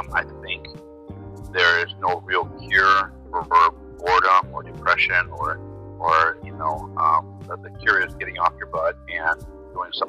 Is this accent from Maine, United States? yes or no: no; Cleveland, Ohio, United States; moved away as an adult; now in Minnesota, United States; I'm originally from Cleveland, Ohio. Grew up there and then migrated to Minnesota about 23 years ago.